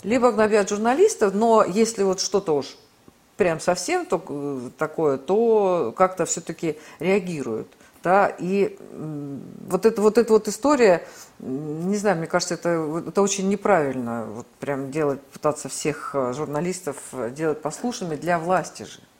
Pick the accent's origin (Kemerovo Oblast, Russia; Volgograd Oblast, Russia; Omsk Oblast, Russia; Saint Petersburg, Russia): Omsk Oblast, Russia; Omsk; now in Moscow, Russia; я вот из Омска, да, это был крупнейший сибирский промышленный центр